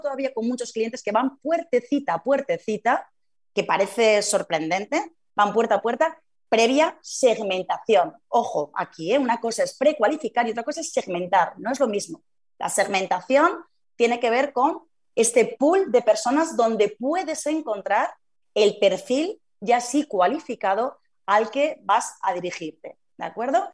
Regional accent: Zaragoza, Aragon, Spain; yo que soy de Zaragoza

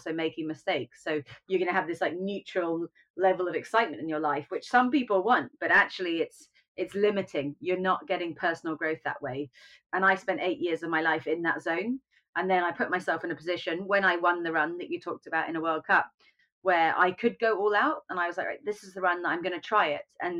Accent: United Kingdom; being British

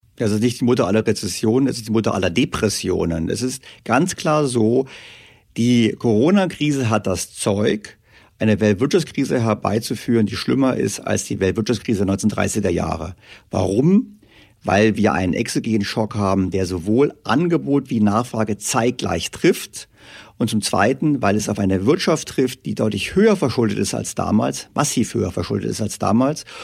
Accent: Germany; Wir Deutschen

